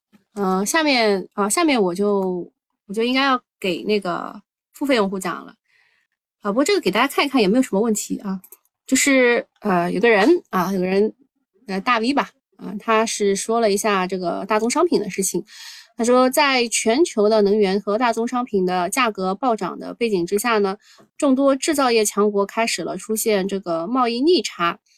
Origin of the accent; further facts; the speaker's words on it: China; 呃，作为中国人，我们难道不应该为中国制造有信心？